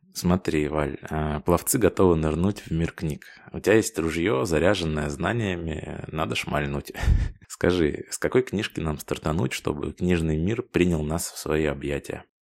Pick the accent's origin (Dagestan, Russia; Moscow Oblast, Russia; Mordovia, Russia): Moscow Oblast, Russia; moved away as an adult; now in Amsterdam, Netherlands; я родом из Подмосковья